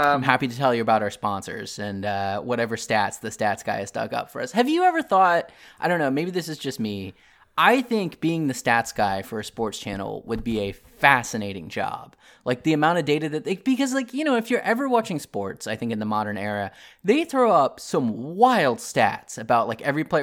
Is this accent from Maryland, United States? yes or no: yes; Maryland, United States; now in American South, United States; I grew up in Maryland